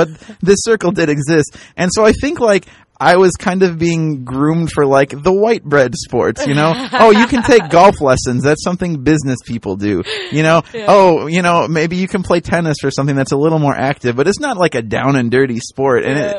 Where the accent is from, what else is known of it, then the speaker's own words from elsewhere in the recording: United States; I grew up in the Quad Cities, and we were kind of like upper middle class Quad Cities.